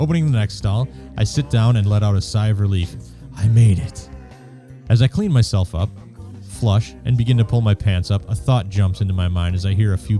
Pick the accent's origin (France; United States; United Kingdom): United Kingdom; Being British, I try to avoid embarrassment and confrontation at all costs.